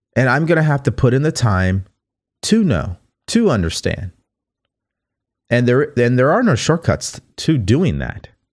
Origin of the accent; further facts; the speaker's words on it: California, United States; also born or lived in Texas; I was from California